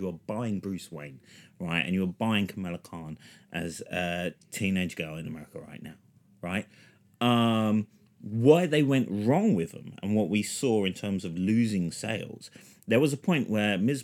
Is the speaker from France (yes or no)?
no; London, United Kingdom; where I was raised in London.